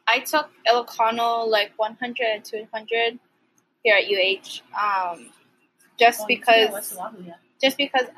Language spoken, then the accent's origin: English; Hawaii, United States; born or raised there; also born or lived in Philippines